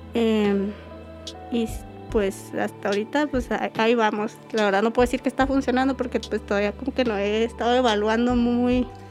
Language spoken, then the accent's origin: Spanish; Mesa de Arturo, Chihuahua, Mexico; moved away as an adult; yo vengo de un pueblo que se llama Mesa de Arturo.